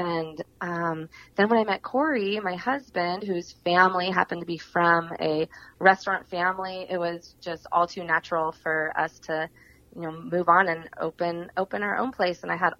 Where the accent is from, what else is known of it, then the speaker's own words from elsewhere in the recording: Port Angeles, Washington, United States; moved away as an adult; now in Walla Walla, United States; I'm actually from Port Angeles, which is way on the opposite side of the state, up in the northwest corner.